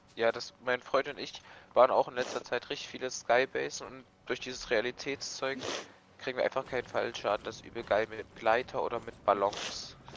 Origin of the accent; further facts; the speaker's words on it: near Leipzig, Saxony, Germany; in der Nähe von Leipzig